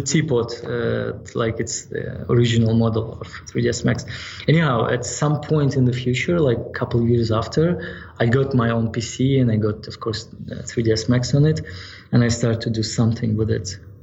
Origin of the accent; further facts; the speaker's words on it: Yalta, Crimea, Ukraine; now in United States; my hometown it's uh, in ukraine in yalta